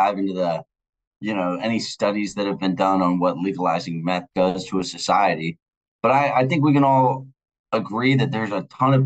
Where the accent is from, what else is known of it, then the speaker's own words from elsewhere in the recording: Virginia Beach, Virginia, United States; moved away as an adult; also born or lived in Florida; now in Washington, D.C., United States; I live in D.C. I'm from Virginia Beach